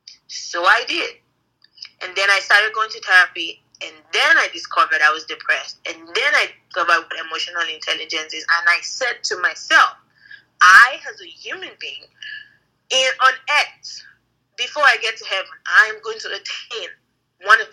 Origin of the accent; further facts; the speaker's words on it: Nigeria; from Nigeria, married to this man